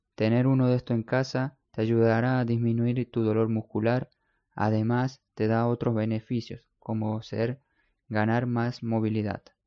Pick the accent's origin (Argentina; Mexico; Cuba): Argentina; also born or lived in Spain; en mi país, en Argentina